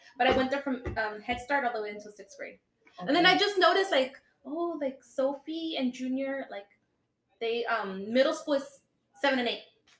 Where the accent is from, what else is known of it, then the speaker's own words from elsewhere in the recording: Coachella, California, United States; also born or lived in Indio, California; And then I moved from Coachella to Indio during high school.